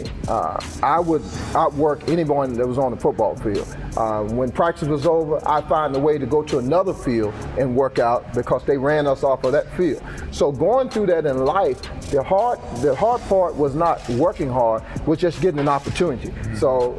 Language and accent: English; Emporia, Virginia, United States; growing up in Emporia, Virginia, there's not a lot of office jobs around here